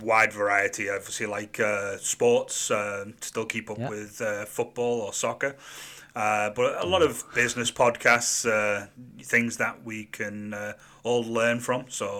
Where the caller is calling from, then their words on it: Miami, Florida, United States; We're here in sunny and very warm Miami, Florida.